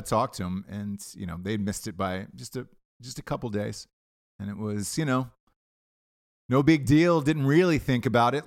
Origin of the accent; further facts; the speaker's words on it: United States; us as Americans